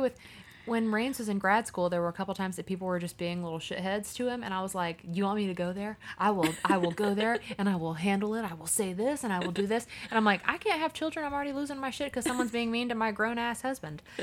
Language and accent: English; Jacksonville, Florida, United States; we're from Jacksonville.